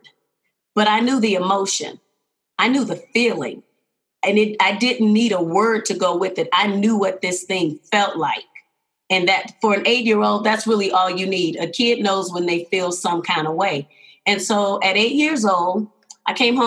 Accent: Houston, Texas, United States; now in Denver, United States; I am originally from Houston, Texas. Always got to give a shout out to the hometown

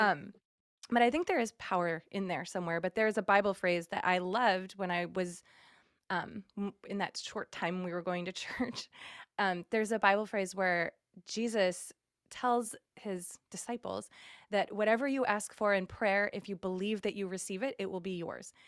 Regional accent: Massachusetts, United States; moved away as an adult; also born or lived in Indiana; now in California, United States; I moved to Indiana from Massachusetts um, when I was like 21 and then moved to California after that and I'm the only person who doesn't live in New England

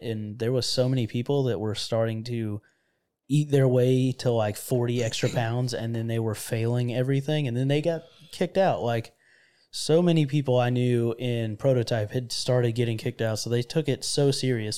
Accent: Florida, United States; moved away; I'm from Florida, which a lot of people that have heard, you know, previous podcasts know that, uh, I'm from where it's hot and sticky

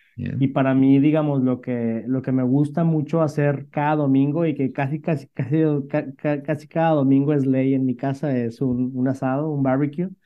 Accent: Monterrey, Nuevo León, Mexico; soy originario de México, del norte de México, de, de Monterrey

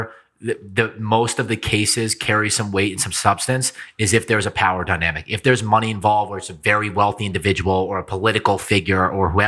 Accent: East Coast, United States; now in Las Vegas, United States; my hometown back east

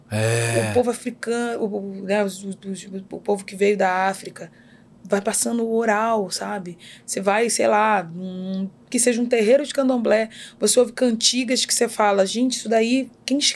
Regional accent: Magé, Rio de Janeiro, Brazil; born there; Nasci em Magé.

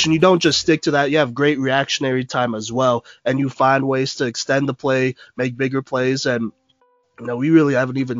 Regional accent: Dallas, Texas, United States; I'm from Texas. I grew up in Dallas

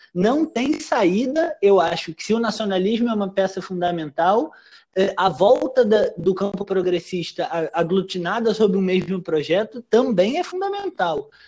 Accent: Rio de Janeiro, Brazil; nos subúrbios do Rio de Janeiro, onde eu nasci, me criei é, e morei até outro dia

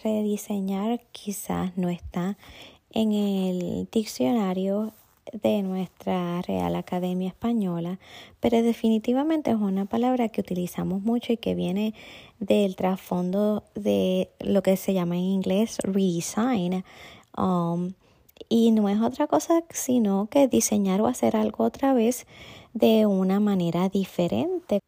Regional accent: Puerto Rico; Soy puertorriqueña, a mucho orgullo

